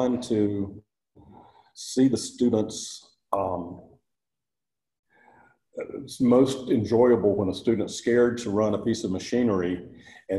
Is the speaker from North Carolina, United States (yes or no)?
yes; North Carolina, United States; moved away as an adult; also born or lived in Texas / Singapore; I was born in North Carolina